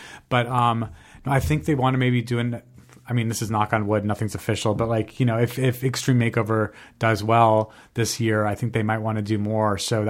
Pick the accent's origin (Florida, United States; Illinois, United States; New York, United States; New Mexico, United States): New Mexico, United States; Albuquerque; and I'm obviously from Albuquerque, New Mexico, as we've been discussing.